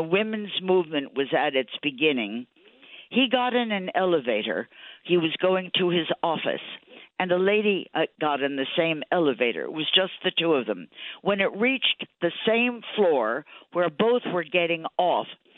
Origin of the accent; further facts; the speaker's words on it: New York City, New York, United States; I was a New Yorker